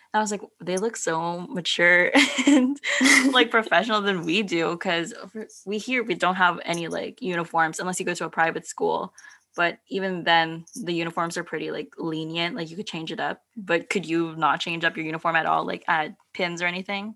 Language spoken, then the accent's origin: English; San Diego, California, United States; born or raised there; also born or lived in Philippines / San Francisco